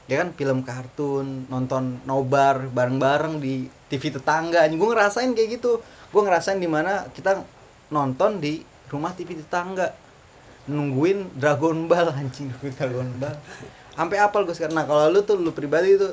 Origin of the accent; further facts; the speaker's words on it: Bogor, West Java, Indonesia; also born or lived in Malang; Di profil gue tadi gue udah bilang kalau gue tuh lahir di Bogor bang. Otomatis ya gue kecil di Bogor.